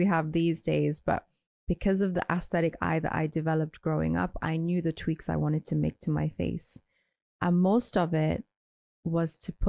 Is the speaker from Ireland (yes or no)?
yes; Ireland; So I grew up in Ireland, where I was one of the very few brown or colored people.